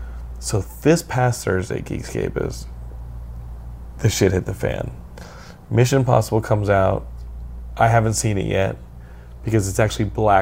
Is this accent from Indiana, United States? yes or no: no; Texas, United States; I'm from Texas, and I can use it. Texas Texas is its own country.